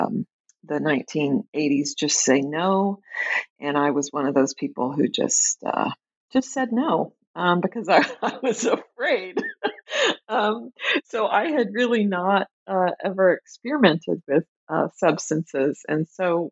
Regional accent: Tulsa, Oklahoma, United States; moved away as an adult; also born or lived in Chicago, United States; now in Minneapolis, United States; I grew up in Tulsa, Oklahoma. I live right now in the Twin Cities, in Minneapolis in particular

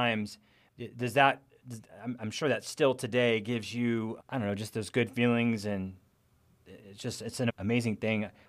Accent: Oroville, California, United States; I grew up in Oroville, California

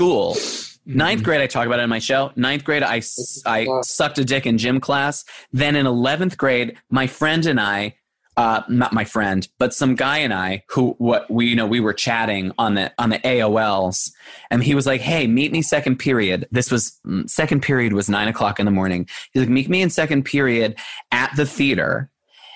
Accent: Long Island, New York, United States; moved away as an adult; also born or lived in Buffalo, New York; now in Los Angeles, United States; I grew up on Long Island

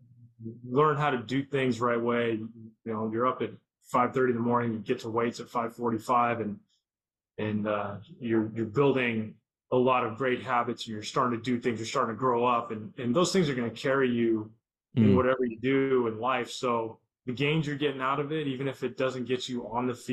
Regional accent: Southern California, United States; Growing up in SoCal

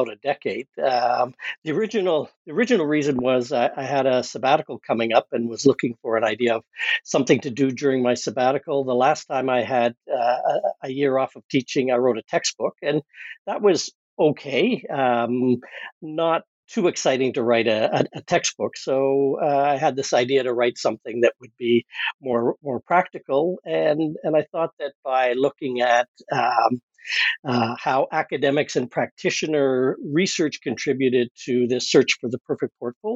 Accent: Canada; I'm a Canadian

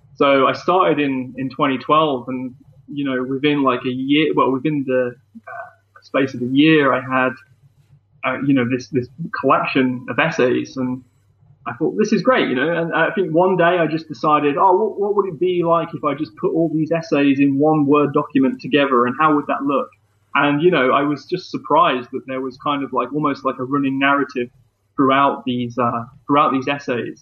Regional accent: Leicester, East Midlands, United Kingdom; bands that kind of came through my hometown and bands that also were living there too. And I made like a, um, a documentary film, um, about sort of four bands within, within that, within Leicester

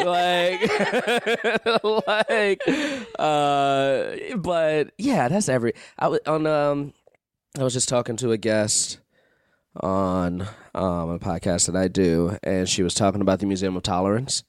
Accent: Chicago, Illinois, United States; I'm from Chicago

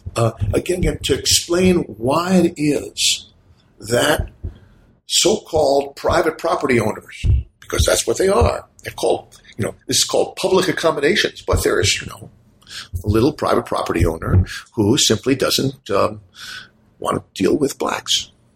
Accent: United States; as an American citizen

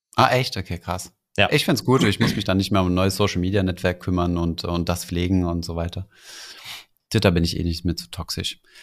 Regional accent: Germany; als Deutsche

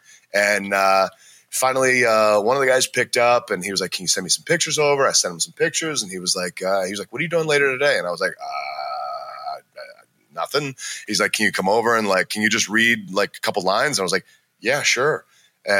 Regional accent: Maryland, United States; moved away; also born or lived in Cincinnati, Ohio / Los Angeles; I'm from Maryland, but I started wrestling in Ohio

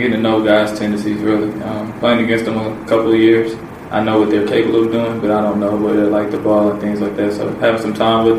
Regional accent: Indianapolis, Indiana, United States; born or raised there; moved away as an adult

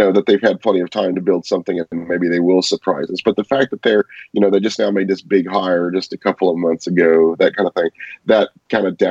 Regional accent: Texas, United States; accent: Texas; my Texas accent

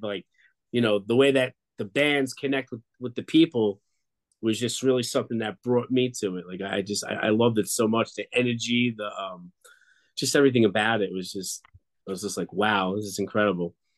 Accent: Long Island, New York, United States; moved away; I grew up in Long Island, New York, on the border of Queens near Belmont Racetrack

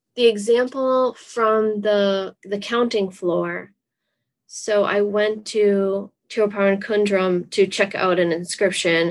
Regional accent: Massachusetts, United States; I'm from Massachusetts

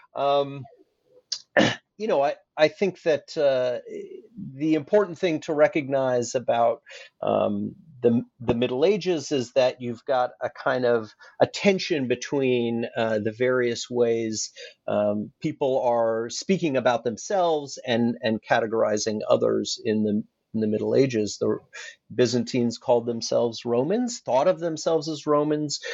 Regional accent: Alaska, United States; moved away as an adult; also born or lived in Annapolis, Maryland; I grew up in Alaska

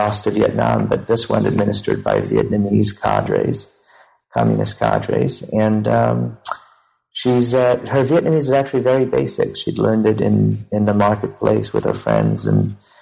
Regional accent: Cambodia; also born or lived in Phnom Penh / Pursat province; now in California, United States; I was born in Cambodia just before the Khmer Rouge

